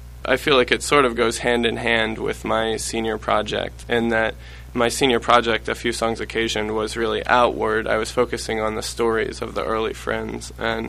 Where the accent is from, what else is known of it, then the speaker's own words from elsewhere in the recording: Richmond, Virginia, United States; I grew up in Richmond, in the Richmond, Virginia monthly meeting. So went through the Baltimore Yearly Meeting camping program and then the Young Friends program there.